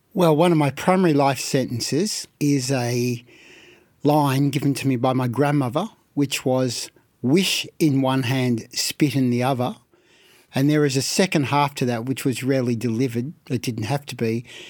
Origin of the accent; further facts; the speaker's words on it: Carlton, Victoria, Australia; I was born in Carlton, and we had two houses in Carlton immediately next door to each other